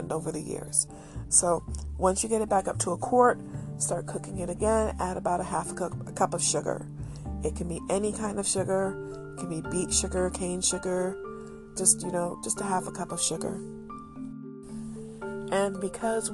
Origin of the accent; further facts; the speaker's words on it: Detroit, Michigan, United States; I am definitely a child of Detroit